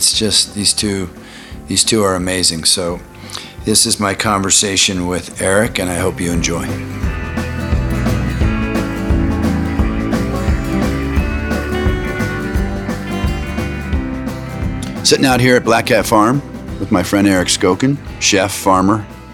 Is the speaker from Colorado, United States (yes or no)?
yes; Boulder, Colorado, United States; my hometown of Boulder, Colorado